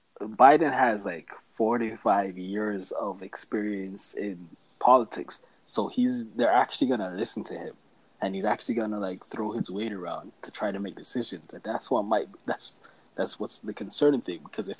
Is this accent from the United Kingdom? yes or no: no; Canada; and since we're Canadian, that's we don't really got to talk about it anymore.